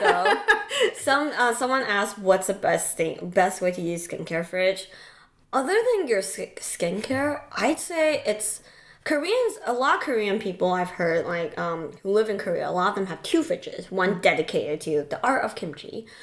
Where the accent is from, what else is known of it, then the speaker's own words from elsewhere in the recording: Taiwan; moved away; I grew up in Taiwan